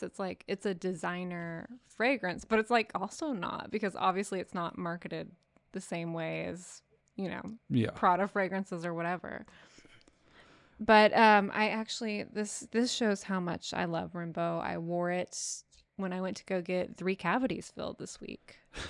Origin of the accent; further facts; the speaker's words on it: Texas, United States; We're from Texas. You know, you can critique my pronunciation. It's not going to improve.